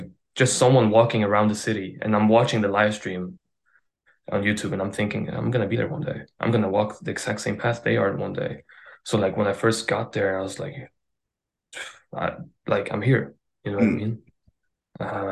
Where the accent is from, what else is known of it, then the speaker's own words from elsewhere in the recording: Sweden; I'm Swedish.